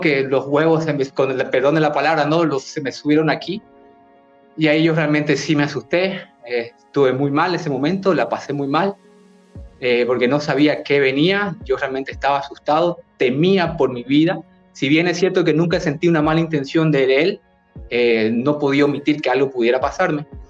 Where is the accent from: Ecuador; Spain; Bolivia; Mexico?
Bolivia; yo soy de Bolivia